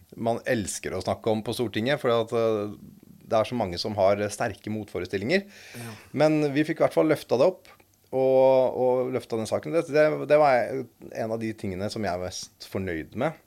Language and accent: Norwegian; Eastern Norway, Norway; oss østlendinger